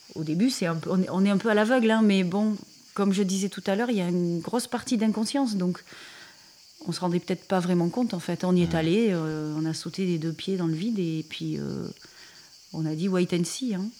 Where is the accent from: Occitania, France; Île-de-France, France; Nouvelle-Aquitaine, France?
Occitania, France; Montpellier; on est de Montpellier